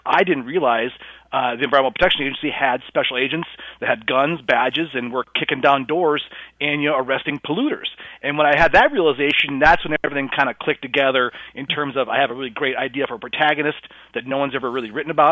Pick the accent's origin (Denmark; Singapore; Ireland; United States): United States; South Dakota; my home state of South Dakota